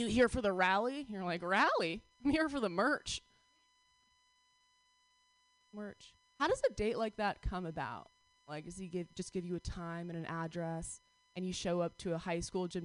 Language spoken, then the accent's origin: English; New York, United States; moved away; I'm from New York